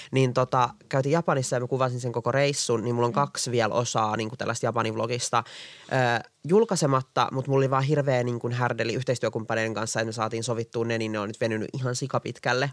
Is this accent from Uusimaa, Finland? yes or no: yes; Espoo, Uusimaa, Finland; now in Helsinki, Finland; Mä oon syntynyt Espoossa, mä oon asunut koko ikäni niin kuin Espoossa